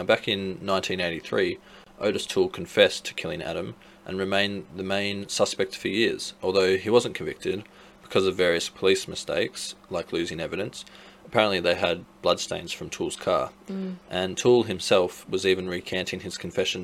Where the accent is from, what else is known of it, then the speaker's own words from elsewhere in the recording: Australia; we're from Australia